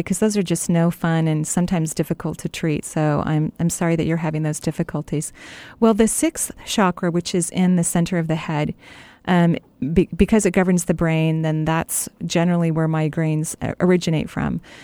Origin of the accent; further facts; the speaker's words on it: Seattle area, Washington, United States; born and raised here